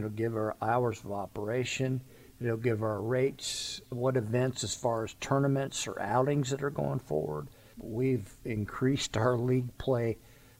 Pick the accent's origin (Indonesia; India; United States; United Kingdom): United States; Florida; moved away; I grew up in Florida.